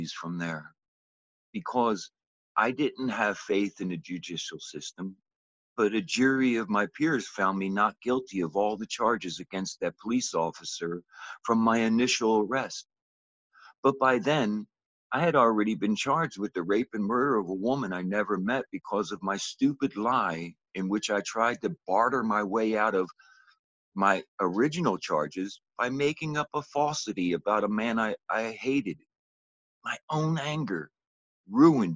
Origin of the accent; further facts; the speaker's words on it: Philadelphia, Pennsylvania, United States; I grew up in Philadelphia, Pennsylvania in the early 60s.